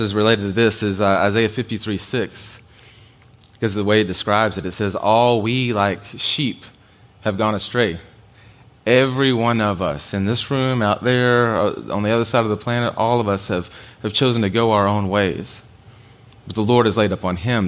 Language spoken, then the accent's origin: English; United States; as an American guy